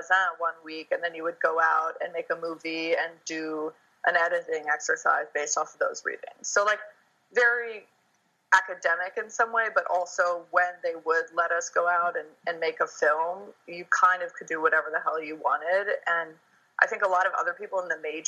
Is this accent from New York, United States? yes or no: yes; New York, United States; I grew up in New York